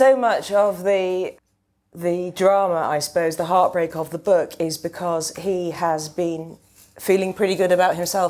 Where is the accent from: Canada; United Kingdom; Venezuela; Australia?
United Kingdom; England; as an English person, I haven't come across this before.